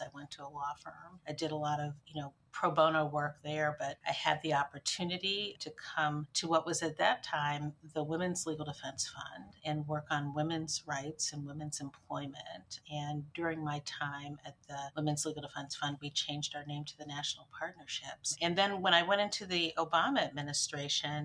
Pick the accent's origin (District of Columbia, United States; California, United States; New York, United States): District of Columbia, United States; Washington; I'm a native Washingtonian. I grew up in Washington, D.C.